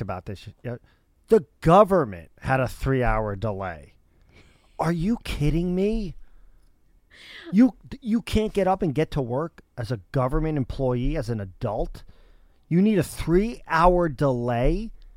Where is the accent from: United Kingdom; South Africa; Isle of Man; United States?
United States; suburbs of New York City; I grew up in suburbs of New York City.